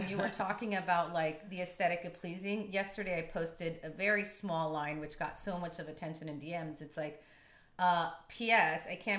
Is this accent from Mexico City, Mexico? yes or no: no; Tijuana, Baja California, Mexico; now in San Diego, United States; growing up in Tijuana